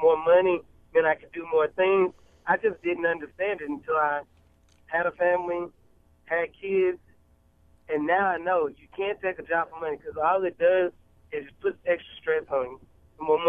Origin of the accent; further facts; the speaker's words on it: Nashville, Tennessee, United States; growing up in Nashville when I was younger.